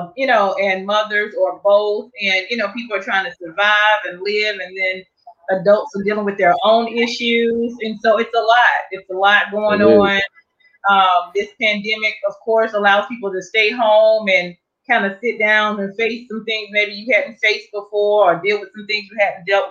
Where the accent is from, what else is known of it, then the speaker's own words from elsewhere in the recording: Durham, North Carolina, United States; moved away; I'm from Durham